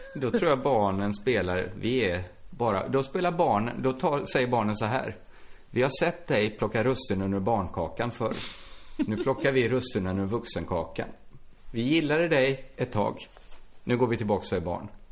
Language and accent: Swedish; Borås, Västra Götaland, Sweden; Borås, som är min hemstad